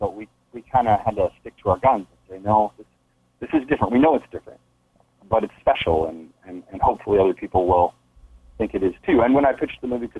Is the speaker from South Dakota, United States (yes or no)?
yes; South Dakota, United States; moved away as an adult; also born or lived in San Francisco / Los Angeles; growing up in South Dakota